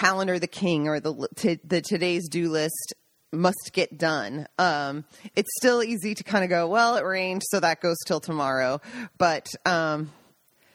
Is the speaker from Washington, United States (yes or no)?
yes; Seattle, Washington, United States; now in Italy; I'm from Seattle.